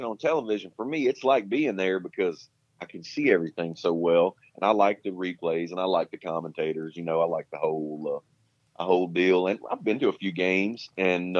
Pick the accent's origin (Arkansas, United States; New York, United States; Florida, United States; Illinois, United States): Arkansas, United States; moved away; I grew up in Arkansas